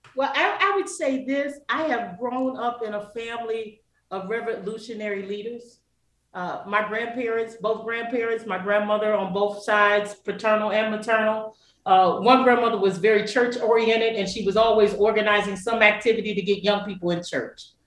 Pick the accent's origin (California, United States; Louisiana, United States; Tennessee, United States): Tennessee, United States; Kingsport; moved away as an adult; now in Detroit, United States; I consider myself an adopted Detroiter, uh, originally from a little small town called Kingsport, Tennessee